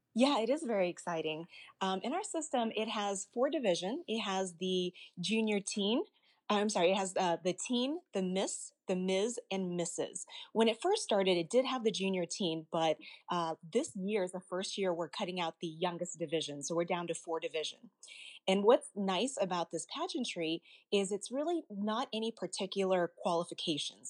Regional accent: Arkansas, United States; as a child, I was born in the States, I was actually born in Arkansas, and I remember growing up as a young child

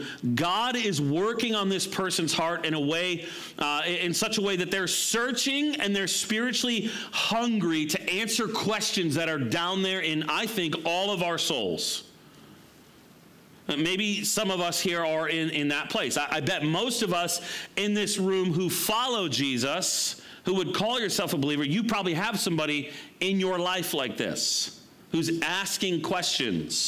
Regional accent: United States; I'm American

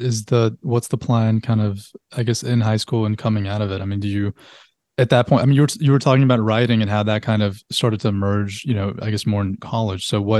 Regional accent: Salt Lake City, Utah, United States; I moved like every year when I was a kid. But when people ask me that, I think the longest place that I lived was actually in Utah, in Salt Lake City. I lived there for like 10 years.

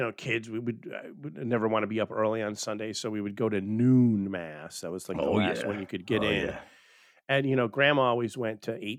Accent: Buffalo, New York, United States; I'm from Buffalo, New York, and Buffalo has a major, major Polish community

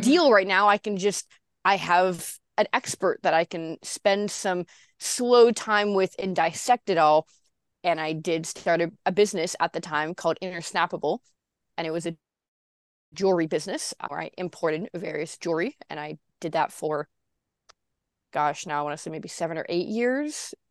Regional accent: Santa Cruz, California, United States; born or raised there

